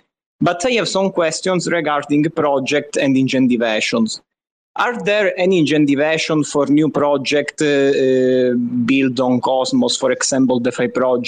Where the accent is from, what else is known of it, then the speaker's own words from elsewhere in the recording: Italy; I'm from Italy.